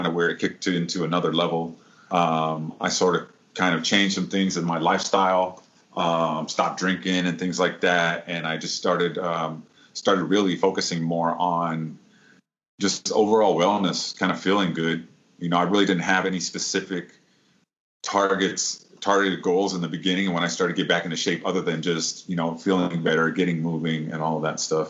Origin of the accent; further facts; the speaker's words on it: Midwest, United States; now in San Diego, United States; I'm originally from the Midwest, but I have lived in San Diego actually more than half of my life now